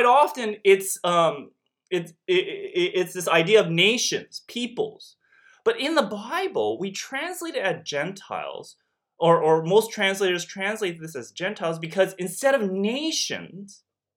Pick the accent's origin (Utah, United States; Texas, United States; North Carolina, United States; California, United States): California, United States; Los Angeles; moved away as an adult; also born or lived in Beijing, China; When I was a child, growing up in LA, I was often told I was a foreigner